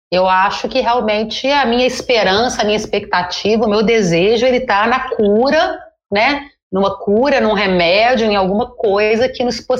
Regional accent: Brazil; e decidiram que daqui para frente, como somos brasileiros e como a palavra em português é palhaço, somos todos palhaços, né?

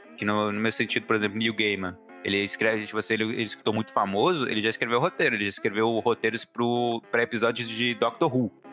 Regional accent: Montes Claros, Minas Gerais, Brazil; also born or lived in Belo Horizonte; eu sou de Montes Claros, no momento eu estou em Montes Claros.

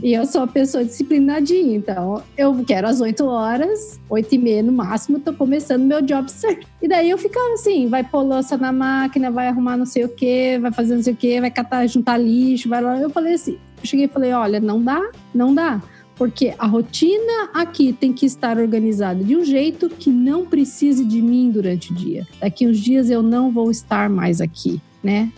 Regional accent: Curitiba, Paraná, Brazil; also born or lived in Vancouver / Quebec; now in Kingston, Canada; eu sou curitibana

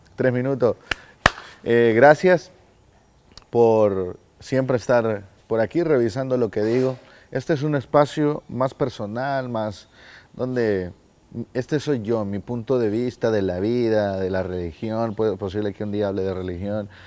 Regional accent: El Salvador; yo soy del Salvador hermosa, hermosa esta bandera. Eh, soy del Salvador

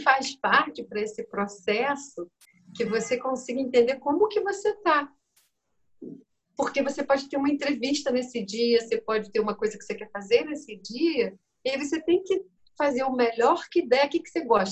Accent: Brazil; moved away as an adult; also born or lived in Germany; eu, como brasileira, eu devia ter 21

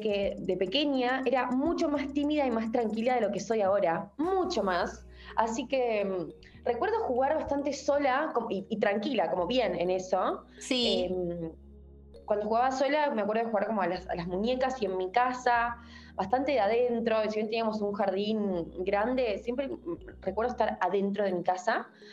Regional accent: Rafaela, Santa Fe, Argentina; yo soy de Rafaela Santa Fe

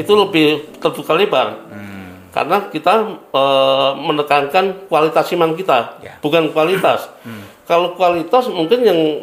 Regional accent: Java, Indonesia; saya kan orang Jawa saya

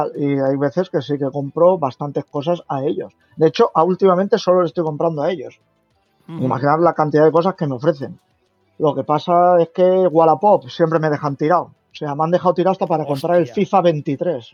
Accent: Valencia, Valencian Community, Spain; yo soy de Valencia

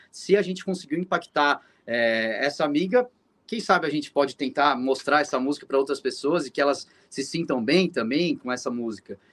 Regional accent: São Paulo, Brazil; a gente é de São Paulo

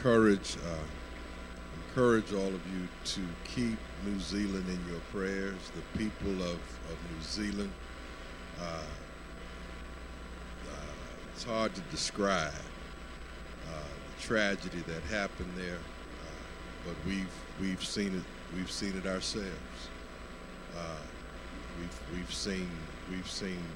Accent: Lubbock, Texas, United States; moved away; I was born in Lubbock

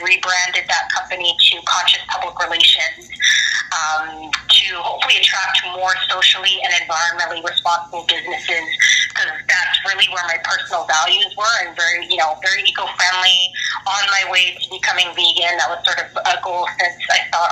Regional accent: Vancouver, British Columbia, Canada; also born or lived in Montreal, Canada; I was born in Montreal, Canada, so that's the first city my parents immigrated to from the Philippines. So my older sister and I were born there, and shortly after I was born, we moved to the West Coast

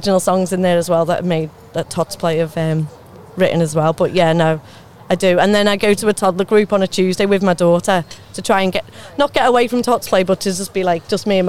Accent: the Wirral, North West England, United Kingdom; accent: Scouser; moved away as an adult; now in Basingstoke, United Kingdom; I'm from the Wirral originally. Yeah, moved down here about 10-12 years ago, but still got the accent.

